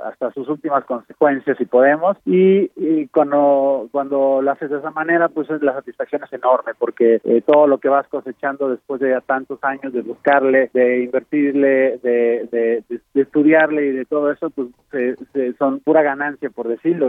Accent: Mexico; vivimos nosotros como jóvenes mexicanos

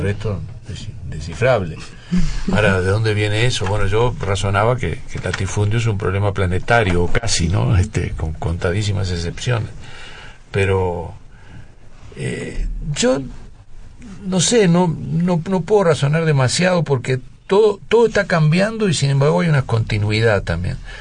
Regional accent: Uruguay; moved away as an adult; also born or lived in France; yo como uruguayo

